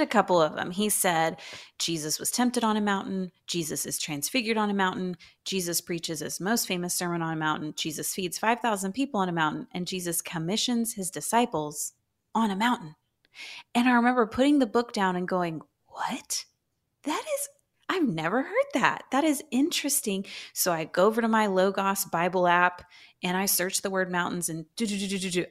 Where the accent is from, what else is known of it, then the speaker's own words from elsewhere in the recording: Houston, Texas, United States; moved away as an adult; now in Dallas, United States; I'm a true Houstonian